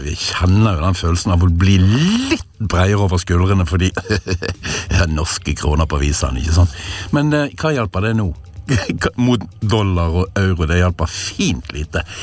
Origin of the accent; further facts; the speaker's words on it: Norway; selv om jeg er nordmann.